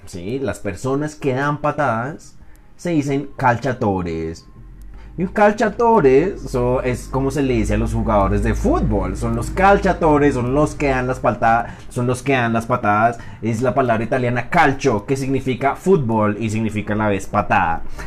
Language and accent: Spanish; Colombia; Soy un colombiano